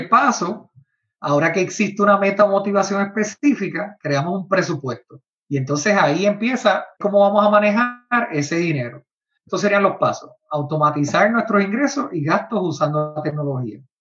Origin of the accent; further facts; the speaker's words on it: Puerto Rico; en Puerto Rico, de donde yo soy